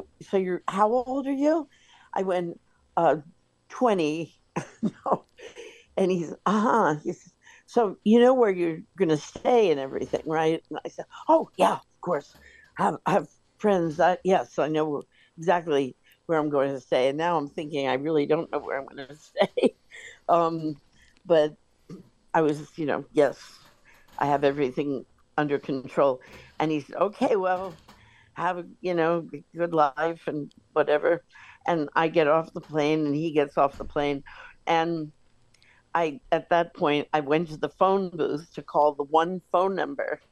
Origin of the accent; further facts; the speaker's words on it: New York, United States; moved away as an adult; I'm from New York.